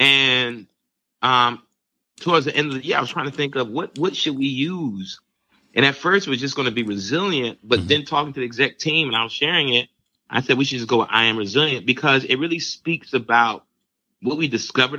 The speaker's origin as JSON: {"language": "English", "country": "Barbados", "said": "You know, my home country, Barbados, just went down another lockdown"}